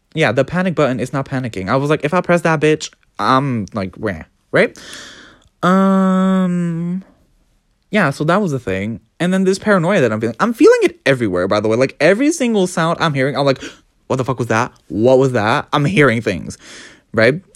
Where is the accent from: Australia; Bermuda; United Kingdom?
United Kingdom; I'm British.